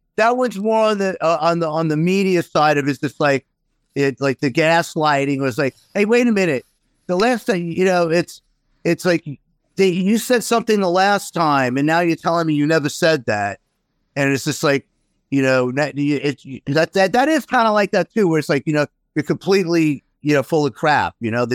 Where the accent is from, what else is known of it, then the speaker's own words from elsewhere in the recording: Queens, New York, United States; where we move is not too far from where I grew up in Queens.